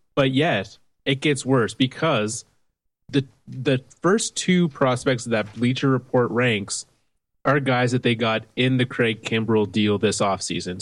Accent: Canada; I'm a Canadian baseball fan

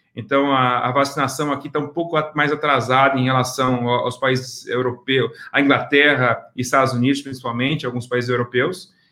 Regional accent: Cuiabá, Mato Grosso, Brazil; moved away as an adult; also born or lived in United States / New Zealand; now in Singapore; Originalmente eu sou de Cuiabá, Mato Grosso, é onde é o estado do agronegócio do Brasil

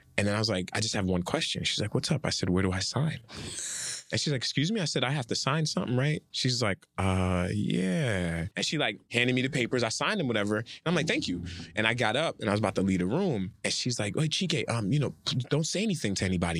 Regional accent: Nigeria; I'm Nigerian

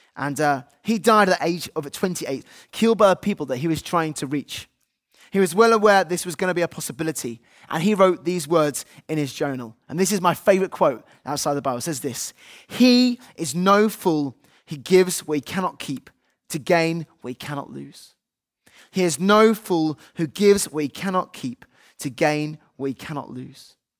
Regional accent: United Kingdom; we're British, they might say British on our passports

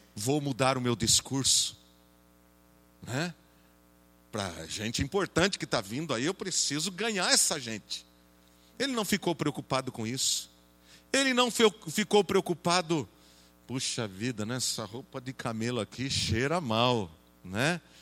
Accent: Jaú, São Paulo, Brazil; lá na igreja em Jaú, de onde eu sou

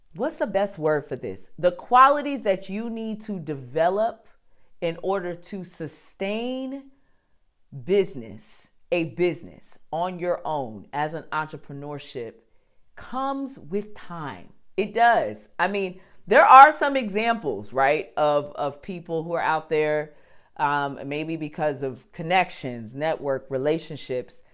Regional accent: New Jersey, United States; I'm from New Jersey

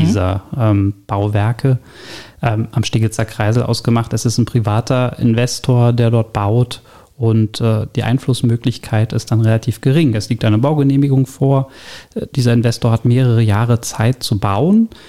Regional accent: Berlin, Germany; gebürtiger Berliner, allerdings nicht hier im schönen Stege Zehlendorf geboren, sondern äh, komme aus dem Nordosten Berlins, aus Pankow

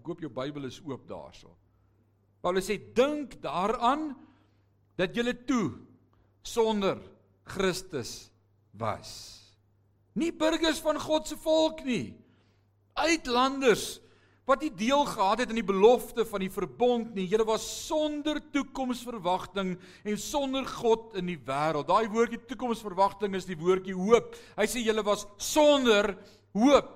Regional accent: Netherlands; now in South Africa; ek is 'n Hollander gebore. Ek ben 'n ware Nederlander.

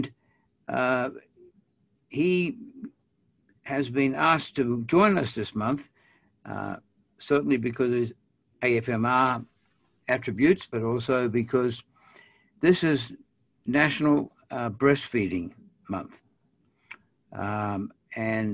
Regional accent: Australia; I'm an Australian

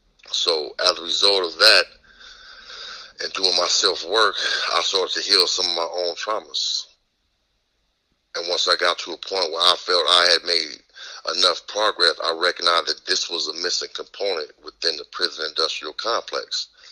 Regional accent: Houston, Texas, United States; now in Los Angeles, United States; I'm originally from Houston, Texas. In 1975, I was sent to Los Angeles after my father was taken from me.

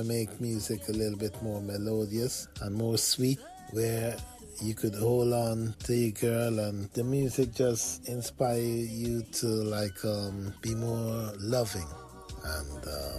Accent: Georgetown, Guyana; I was born in Georgetown, Guyana, on the north side of South America.

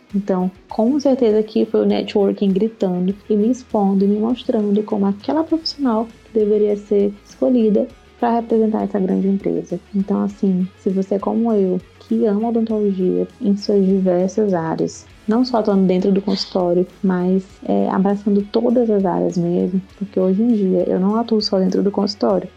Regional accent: Maranhão, Brazil; Eu sou uma cirurgiã dentista do Nordeste, do Maranhão

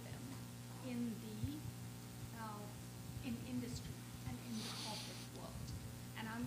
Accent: South Africa; I'm from South Africa.

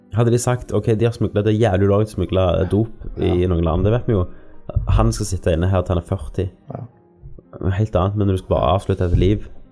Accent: Norway; vi er født i Norge

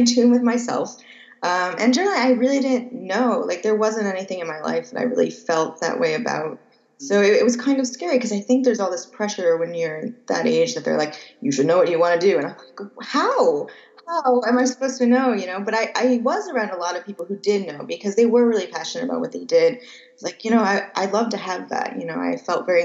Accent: about an hour west of Chicago, Illinois, United States; I grew up in Illinois, about an hour west of Chicago

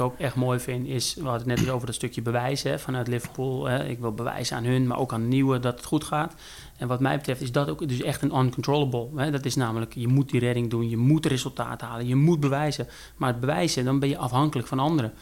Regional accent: Netherlands; wij als Nederlanders zijn gewend veel Engels te praten

